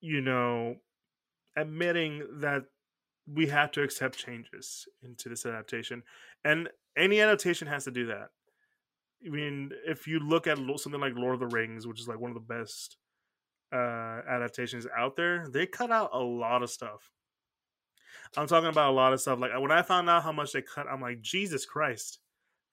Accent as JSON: {"language": "English", "town": "Houston", "region": "Texas", "country": "United States", "said": "We're from Houston. The closest thing we have to, like, a big body of water is Galveston Beach."}